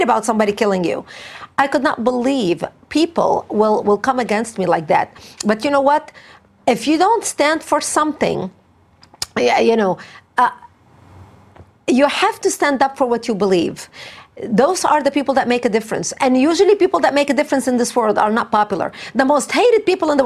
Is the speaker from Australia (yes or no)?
no; Lebanon; English is a second language; moved away as an adult; now in United States; I was born and raised in Lebanon